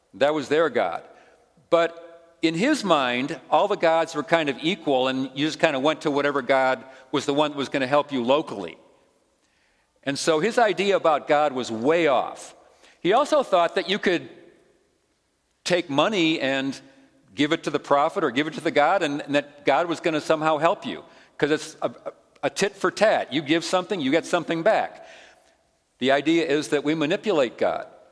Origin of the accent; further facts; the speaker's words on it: Chicago, Illinois, United States; moved away as an adult; also born or lived in Olympia, Washington; Grew up in Chicago, but had lived in the West for, for a couple of years.